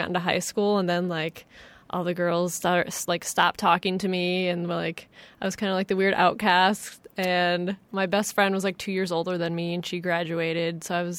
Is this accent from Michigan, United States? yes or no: yes; Kalamazoo, Michigan, United States; Kalamazoo, Michigan.